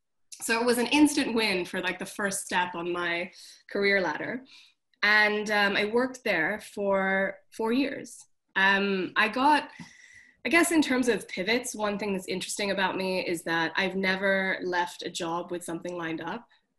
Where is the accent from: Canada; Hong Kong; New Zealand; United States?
Hong Kong; moved away as an adult; also born or lived in London; So I went to art school. I moved from Hong Kong to London, which was very scary for my mom.